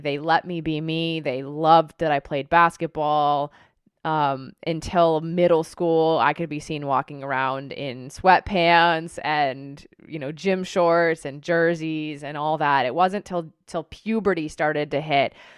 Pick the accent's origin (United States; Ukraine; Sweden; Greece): United States; Tucson, Arizona; I grew up in Tucson, Arizona